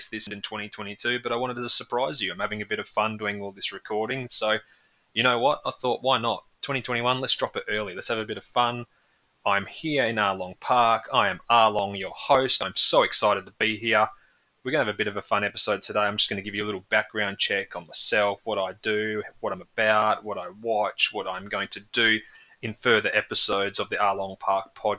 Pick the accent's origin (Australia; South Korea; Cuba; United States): Australia; for us growing up in Australia